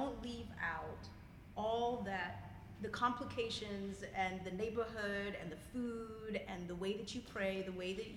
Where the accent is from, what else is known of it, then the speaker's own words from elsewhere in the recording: Zimbabwe; moved away; I'm originally from Zimbabwe.